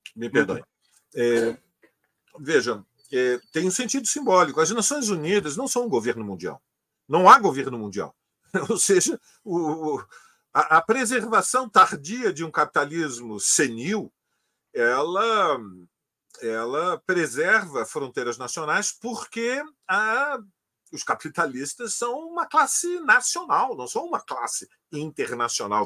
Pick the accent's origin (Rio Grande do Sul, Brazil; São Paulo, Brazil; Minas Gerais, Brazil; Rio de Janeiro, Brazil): Rio de Janeiro, Brazil; quando eu era criança, eu morava em Copacabana, na esquina do Domingos Ferreira, com a Santa Clara